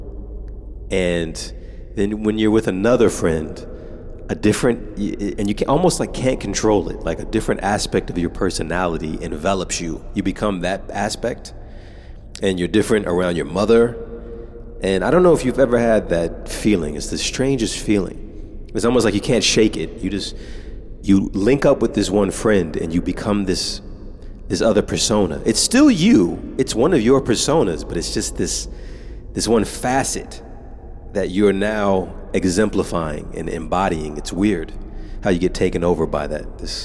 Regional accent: United States; now in Japan; I'm an American

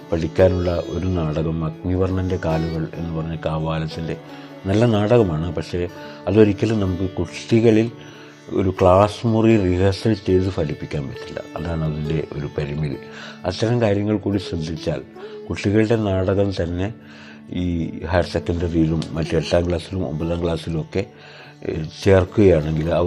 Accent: Panoor, Kerala, India; ഇരുപത് വർഷങ്ങൾക്ക് മുമ്പ് പാനൂരിൽ ഭയങ്കര സംഘർഷമായിരുന്നു ഞാൻ പാനൂർ സ്വദേശിയാണ്

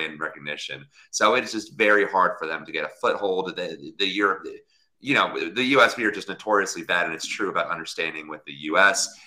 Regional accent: Virginia, United States; Virginia, my home state.

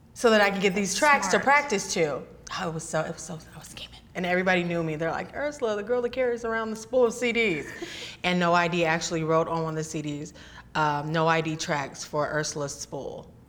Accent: Northern California, United States; I'm from California. I was born born and raised here in California.

